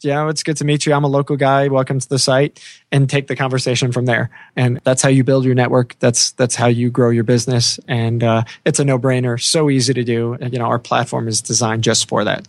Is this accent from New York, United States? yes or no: yes; New York, United States; moved away; my home state from growing up